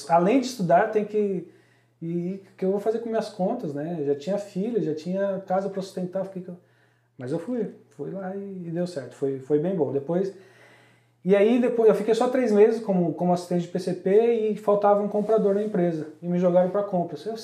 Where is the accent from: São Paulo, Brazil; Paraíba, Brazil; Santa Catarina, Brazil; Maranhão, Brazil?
São Paulo, Brazil; da onde a gente veio, da Zona Leste de São Paulo